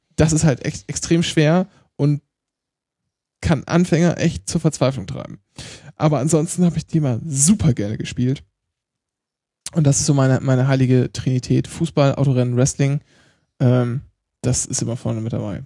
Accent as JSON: {"language": "German", "area": "East Frisia", "region": "Lower Saxony", "country": "Germany", "said": "ich komme halt aus Ostfriesland und spreche Plattdeutsch"}